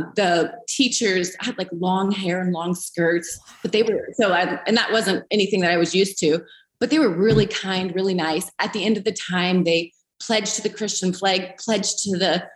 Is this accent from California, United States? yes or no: yes; Eureka, California, United States; moved away as an adult; also born or lived in Redding, California; now in Greenville, United States; I was raised in Northern California, Eureka, so not far from where Bethel's at, about 3 hours on the coast.